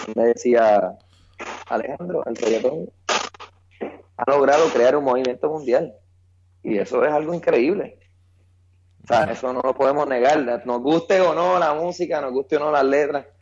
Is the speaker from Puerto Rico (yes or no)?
yes; San Juan, Puerto Rico; yo soy de Cupey, Puerto Rico, la tierra de Tito Trinidad